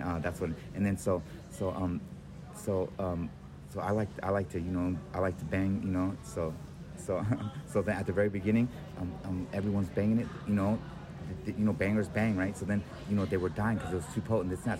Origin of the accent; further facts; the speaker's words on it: San Francisco, California, United States; we're from San Francisco